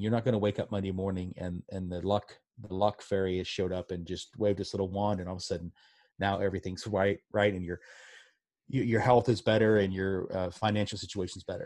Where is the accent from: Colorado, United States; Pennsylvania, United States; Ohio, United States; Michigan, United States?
Pennsylvania, United States; Pittsburgh; I grew up in Pittsburgh, and my dad worked in a steel mill